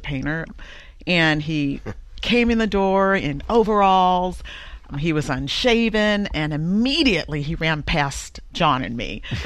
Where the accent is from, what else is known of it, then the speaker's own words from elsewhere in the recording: the South, United States; I'm from the South